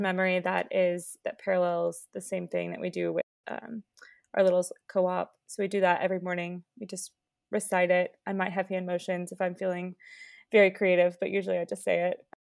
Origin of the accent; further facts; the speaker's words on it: Springfield, United States; moved away as an adult; I grew up in Springfield. I lived there, you know, my whole life